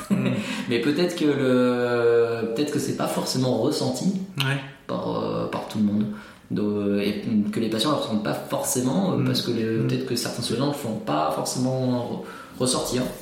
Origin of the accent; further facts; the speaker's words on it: France; on est français, hein